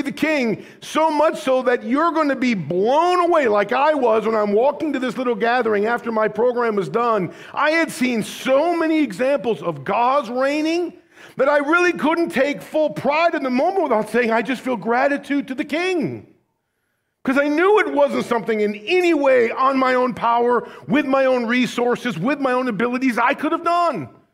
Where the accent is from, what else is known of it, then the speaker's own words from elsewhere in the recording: United States; American Christians